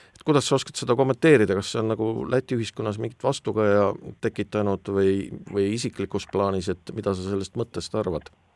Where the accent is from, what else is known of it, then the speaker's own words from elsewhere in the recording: Estonia; meid, eestlasi